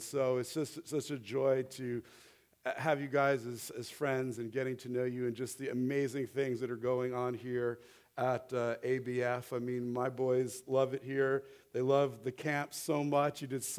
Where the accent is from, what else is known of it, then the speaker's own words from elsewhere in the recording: New Jersey, United States; moved away as an adult; I grew up in the Holy Land, New Jersey, and we've been out here for about 10 years, and I grew up with Jews and Catholics